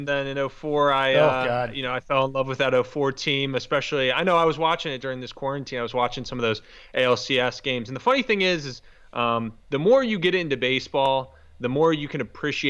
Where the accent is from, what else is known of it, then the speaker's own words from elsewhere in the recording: Philadelphia, Pennsylvania, United States; we're in central PA. We're right below Scranton, and about 2 hours away from the Philadelphia area, which is where I'm from in general.